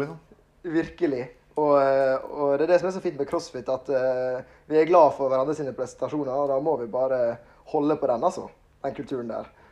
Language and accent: Norwegian; Ålesund, Møre og Romsdal, Norway; moved away as an adult; now in Kristiansand, Norway; Jeg er fra Ålesund. Flytta nettopp til Kristiansand